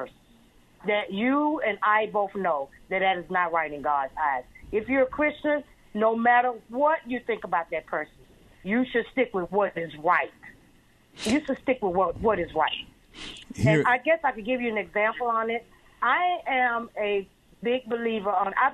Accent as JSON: {"language": "English", "town": "Andalusia", "region": "Alabama", "country": "United States", "tie": "born or raised there", "also_born_or_lived": "Baltimore, Maryland / Washington, D.C.", "moved": "yes", "lives_now": "Eustis, United States", "said": "me being born and raised in Alabama"}